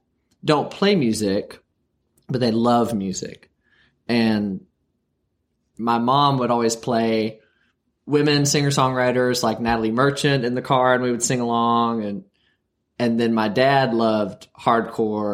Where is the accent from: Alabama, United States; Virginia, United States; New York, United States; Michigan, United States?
Virginia, United States; Wytheville; now in Berea, United States; I was born and raised in Wytheville, Virginia, which is a small town at the edge of the Blue Ridge Mountains